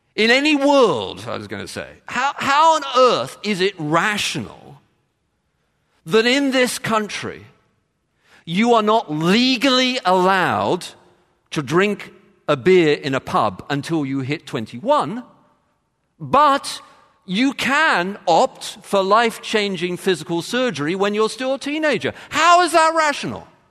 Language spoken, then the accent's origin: English; London, United Kingdom; moved away; I, I come from London